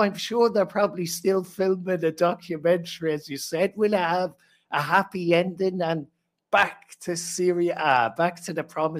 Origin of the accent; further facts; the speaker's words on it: Ireland; I need an excuse to go there if there's free drink on offer being an Irishman.